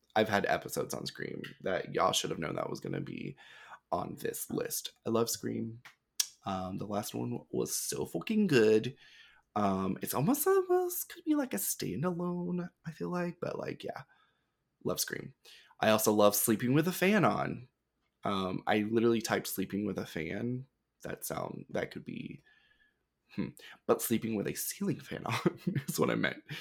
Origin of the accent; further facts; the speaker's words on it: the South, United States; growing up in the South